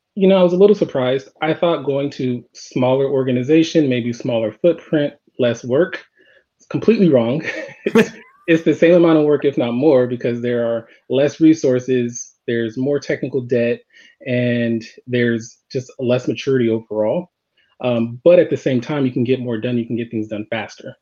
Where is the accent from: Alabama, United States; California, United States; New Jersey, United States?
California, United States; Los Angeles; I grew up in Los Angeles